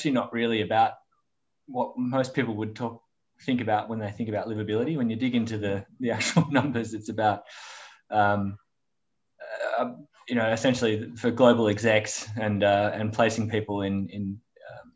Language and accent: English; Melbourne, Victoria, Australia; I'm a Melbourne boy. Yeah, grew up in Melbourne. Lived here my whole life.